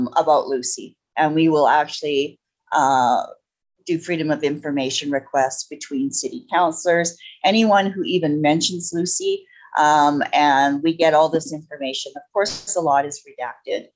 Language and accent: English; Edmonton, Alberta, Canada; I was from Edmonton